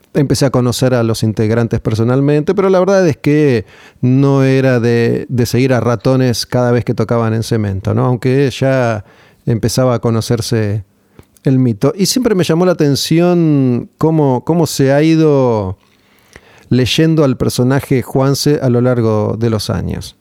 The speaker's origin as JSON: {"language": "Spanish", "country": "Argentina", "said": "como somos nosotros los argentinos"}